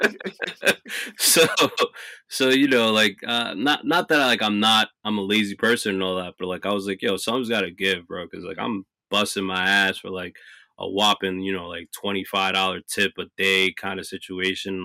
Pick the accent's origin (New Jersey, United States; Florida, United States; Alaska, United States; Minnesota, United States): New Jersey, United States; also born or lived in North Carolina; I was born and raised in New Jersey